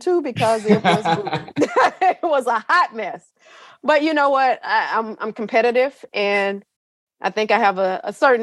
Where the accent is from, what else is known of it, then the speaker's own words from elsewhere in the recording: Gladewater, Texas, United States; moved away as an adult; also born or lived in Dallas-Fort Worth, Texas; born and raised in East Texas. I was there all the way up until, I think, 2007. And then I moved to the Dallas-Fort Worth area